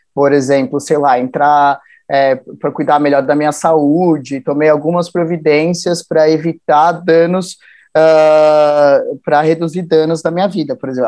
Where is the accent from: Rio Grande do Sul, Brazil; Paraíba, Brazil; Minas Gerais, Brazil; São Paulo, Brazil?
São Paulo, Brazil; also born or lived in Jarinu, São Paulo; Eu sou da Zona Norte, do Parque Novo Mundo, cresci na Vila Maria, ali por ali